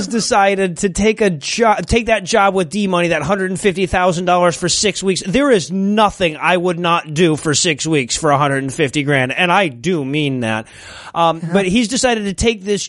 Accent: Detroit, Michigan, United States; I grew up in Detroit

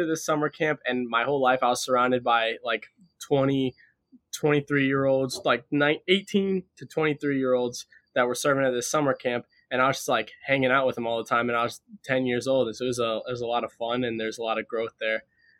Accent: Ohio, United States; also born or lived in Willard, Ohio; For the first 8 years of my life, I grew up in Willard. That was just like childhood things, nothing really formative. But when I was 8 years old, we moved up to this place called Beale Beach. It's a Christian summer camp on Lake Erie in Ohio.

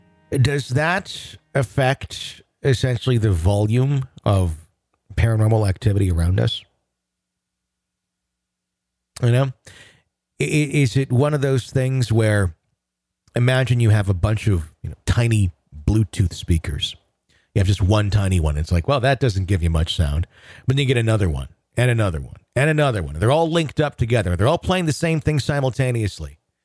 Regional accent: Cape Town, Western Cape, South Africa

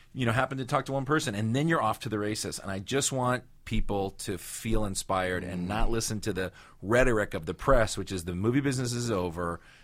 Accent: San Fernando, California, United States; First of all, I'm from San Fernando. I'm not from Hollywood.

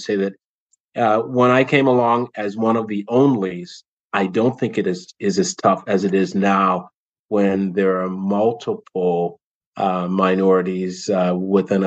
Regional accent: the South, United States; I am an African American male, cisgendered, who was born and raised in the South.

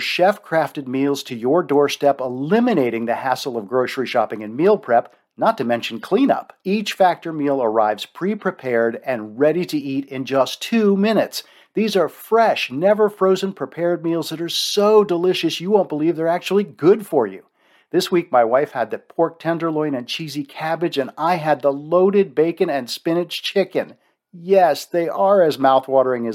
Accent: East Coast, United States; I grew up on the East Coast and I went to the University of Maryland

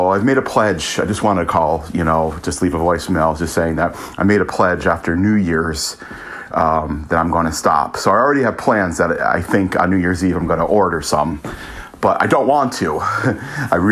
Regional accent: United States; moved away as an adult; also born or lived in Italy; now in Manchester, United Kingdom; I'm American, currently living in Manchester, UK

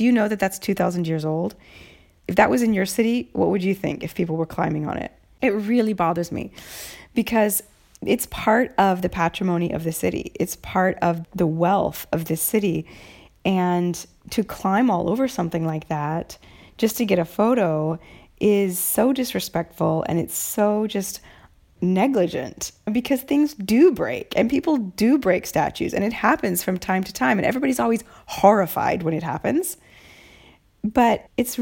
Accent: United States; now in Rome, Italy; as an ignorant young American in Rome

